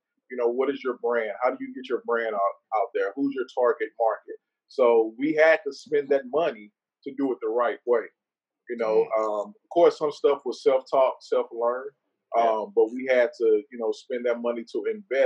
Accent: St. Louis, Missouri, United States; we're from St. Louis

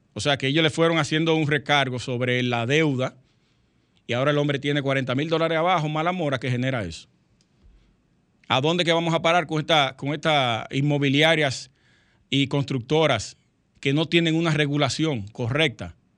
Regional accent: Dominican Republic; somos dominicanos

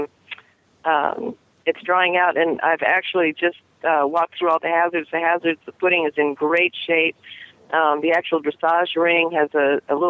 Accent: Lexington, Kentucky, United States; it's my hometown

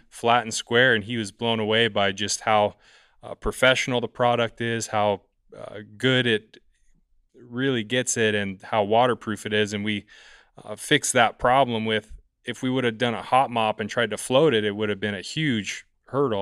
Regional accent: San Diego, California, United States; I'm from San Diego, California

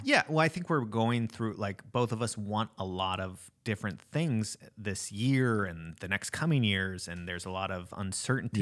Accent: Alaska, United States; when you're from Alaska

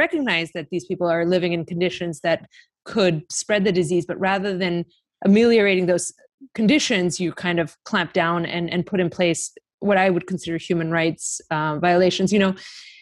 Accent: Greece; I'm from Greece.

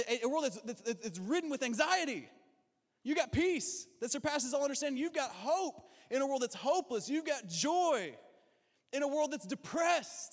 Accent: Kentucky, United States; I'm from Kentucky

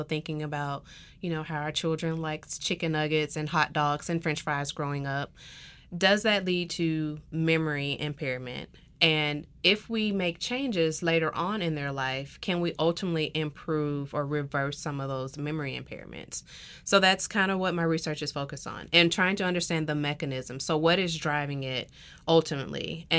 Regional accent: the South, United States; because I'm from the South. I love the food. I grew up with it.

